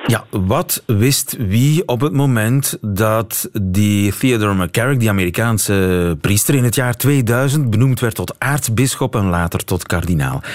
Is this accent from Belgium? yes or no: yes; East Flanders, Belgium; Ik ben zelf geen West-Vlaming, maar een Oost-Vlaming